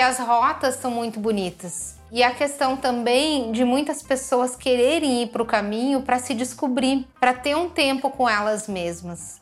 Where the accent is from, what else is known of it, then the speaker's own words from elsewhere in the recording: Rio Grande do Sul, Brazil; also born or lived in Porto Alegre; eu sou também do, do Rio Grande do Sul, da cidade do interior